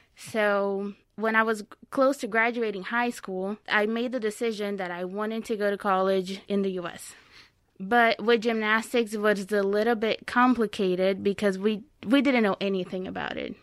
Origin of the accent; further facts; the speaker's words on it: Itapira, São Paulo, Brazil; English is a second language; moved away as an adult; now in Fort Wayne, United States; I am from São Paulo State, but I grew up in a very small city called Itapira.